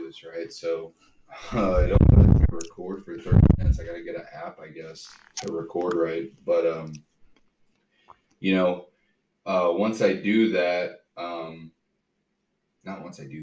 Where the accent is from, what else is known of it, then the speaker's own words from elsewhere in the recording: Missouri, United States; we're from Missouri